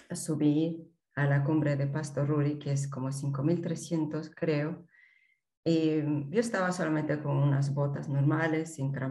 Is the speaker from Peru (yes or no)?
yes; Peru; moved away as an adult; now in Germany; Soy peruana, pero actualmente vivo en eh, Alemania.